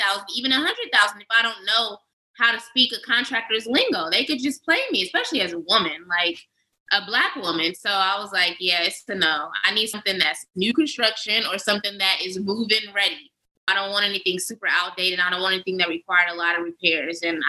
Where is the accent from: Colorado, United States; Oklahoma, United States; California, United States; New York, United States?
California, United States; Oakland; moved away as an adult; I'm from West Coast, Oakland originally